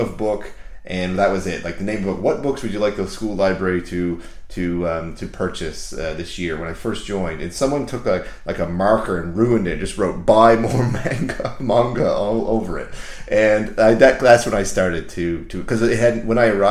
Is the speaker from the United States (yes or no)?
no; Canada; I grew up in Canada.